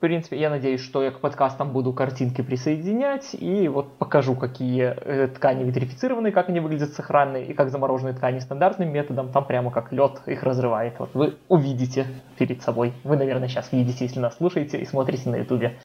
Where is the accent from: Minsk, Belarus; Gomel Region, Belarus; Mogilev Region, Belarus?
Minsk, Belarus; в моем родном городе, в Минске